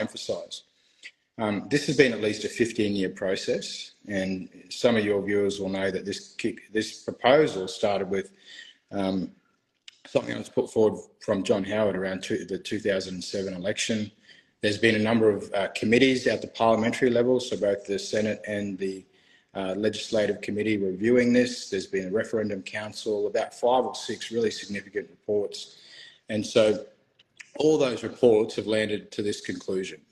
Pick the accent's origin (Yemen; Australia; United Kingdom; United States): Australia; I grew up in Australia